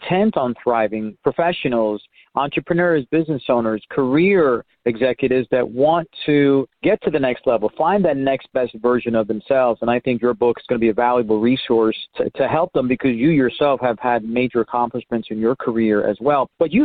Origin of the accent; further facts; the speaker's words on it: New York City, New York, United States; now in Dallas, United States; I grew up in Spanish Harlem